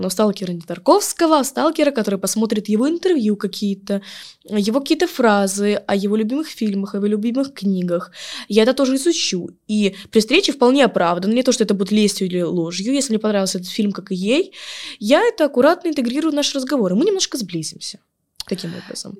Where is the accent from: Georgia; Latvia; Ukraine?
Ukraine; Yalta, Crimea; я девочка из Ялты, которая в шестнадцать в лет